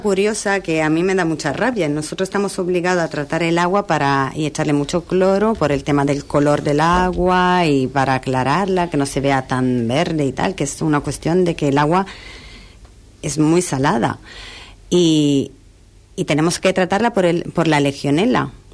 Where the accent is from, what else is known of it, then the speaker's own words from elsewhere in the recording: Milan, Lombardy, Italy; also born or lived in London / Tenerife; now in San Pedro del Pinatar, Spain; Yo soy de Milán, viví en Londres y la verdad que cuando me mudé a Tenerife